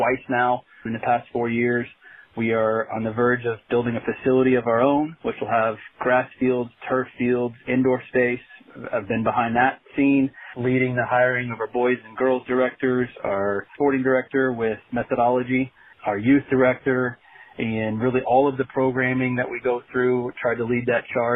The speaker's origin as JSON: {"language": "English", "town": "Dallas", "region": "Texas", "country": "United States", "tie": "born or raised there", "also_born_or_lived": "Canyon, Texas / Springfield, Missouri", "moved": "as an adult", "said": "I grew up in Dallas, Texas, played for the Dallas Texans back when they first formed"}